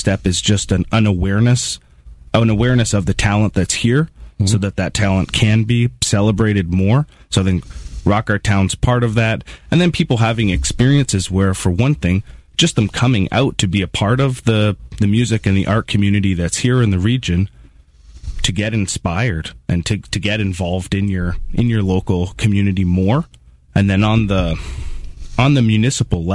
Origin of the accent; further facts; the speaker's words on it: Niagara Falls, Ontario, Canada; also born or lived in St. Catharines, Canada; I'm from Niagara Falls, mm-hmm. and then I studied at Brock